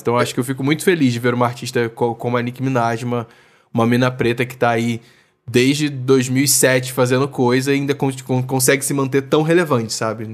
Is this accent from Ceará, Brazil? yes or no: no; Rio de Janeiro, Brazil; lá do RJ, minha terrinha